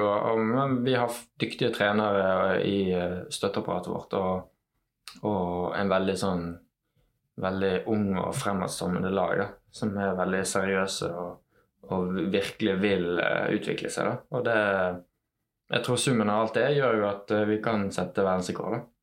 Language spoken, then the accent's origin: Norwegian; Os, Vestland, Norway; Jeg er oppvokst på Os